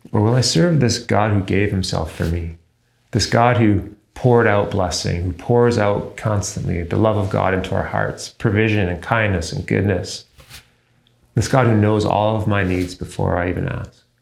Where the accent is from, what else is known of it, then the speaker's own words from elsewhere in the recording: Canada; Me personally, I'm a Canadian citizen.